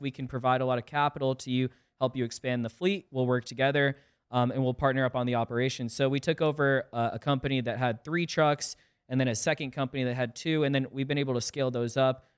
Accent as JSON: {"language": "English", "town": "South Windsor", "region": "Connecticut", "country": "United States", "tie": "born or raised there", "also_born_or_lived": "Hartford, Connecticut", "said": "I'm originally from Connecticut. I was born in Hartford, grew up in a small town called South Windsor, and, you know, spent eighteen years"}